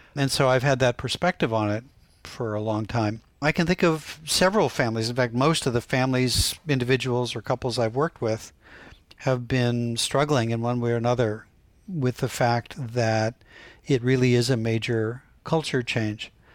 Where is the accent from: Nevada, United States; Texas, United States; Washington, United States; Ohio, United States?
Ohio, United States; Canton; growing up in Canton, Ohio